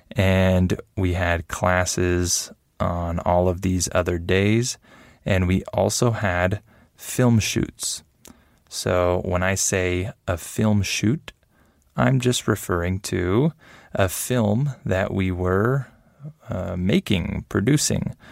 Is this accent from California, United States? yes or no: yes; San Diego, California, United States; also born or lived in Los Angeles, California; I grew up mostly in San Diego, California, with my parents